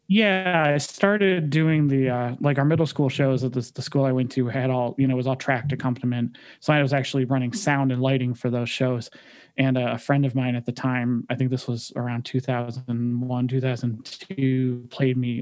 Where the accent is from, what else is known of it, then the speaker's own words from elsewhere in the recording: Detroit, Michigan, United States; moved away as an adult; also born or lived in California; now in Cleveland, United States; I actually grew up in Detroit. Uh, my parents and I, uh, I was born in California and then we moved uh, back to where my parents are from in Detroit um, about 30 minutes north of the city